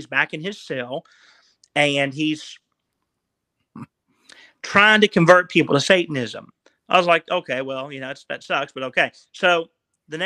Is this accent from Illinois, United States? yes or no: no; West Virginia, United States; I'm from West Virginia